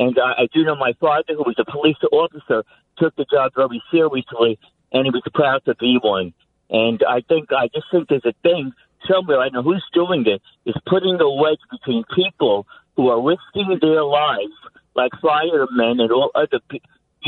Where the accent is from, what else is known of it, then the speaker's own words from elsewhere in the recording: New York City, New York, United States; I grew up in Hell's Kitchen, and I still live in Manhattan on the east side now.